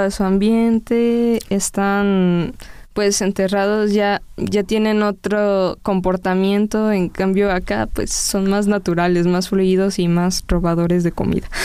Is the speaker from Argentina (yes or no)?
no; Mexico; como mexicanos que somos